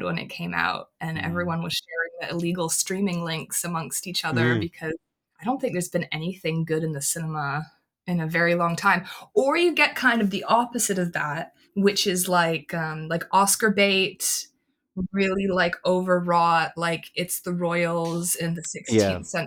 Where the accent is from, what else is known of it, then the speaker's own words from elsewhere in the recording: Canada; I'm Canadian